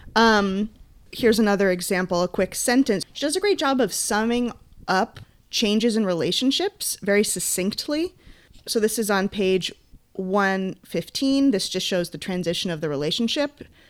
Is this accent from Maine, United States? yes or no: yes; Maine, United States; now in California, United States; when I was growing up in Maine